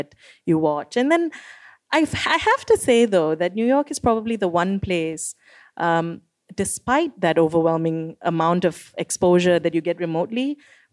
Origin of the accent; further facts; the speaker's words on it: Kuala Lumpur, Malaysia; I grew up in Churras.